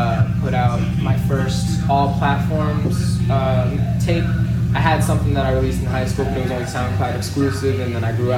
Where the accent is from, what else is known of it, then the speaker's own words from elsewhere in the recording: Las Cruces, New Mexico, United States; originally from here, Las Cruces, New Mexico, born and raised. I've never lived anywhere else